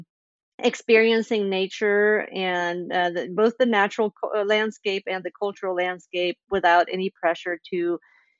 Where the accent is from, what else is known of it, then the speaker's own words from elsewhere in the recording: Sweden; moved away as an adult; also born or lived in Indiana, United States; I grew up in Sweden, but I've also lived in the States for 15 years